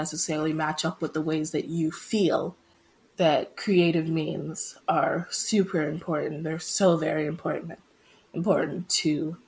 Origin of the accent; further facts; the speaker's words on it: Saudi Arabia; also born or lived in Nigeria; I am originally Nigerian, and that's where I credit most of my culture from, but I also grew up in a small town in Saudi Arabia.